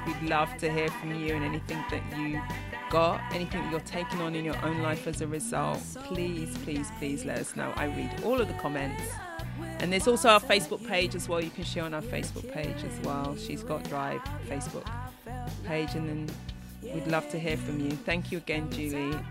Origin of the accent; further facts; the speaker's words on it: London, United Kingdom; moved away as an adult; now in Chicago, United States; I was born in East London, parents from the mm-hmm. Caribbean, you know, came to the UK for a better life.